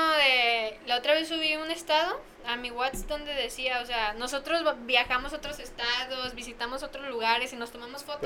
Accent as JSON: {"language": "Spanish", "town": "Tepic", "region": "Nayarit", "country": "Mexico", "said": "pues de Tepi"}